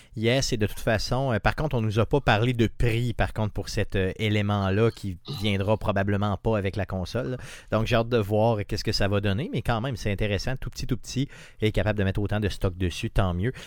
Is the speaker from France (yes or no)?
no; Quebec, Canada; je viens d'une petite communauté de Québec quand même, vraiment dans le bas, collée sur le fleuve